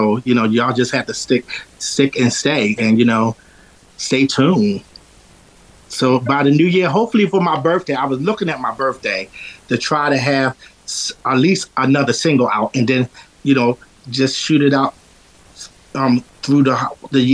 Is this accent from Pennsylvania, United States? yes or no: yes; Philadelphia, Pennsylvania, United States; also born or lived in the South / East Oak Lane, Philadelphia; Originally from North Philly. You know, when I was a kid, my mom died when I was 12. And then I moved down south with my grandmother and my grandfather. And then I came back to live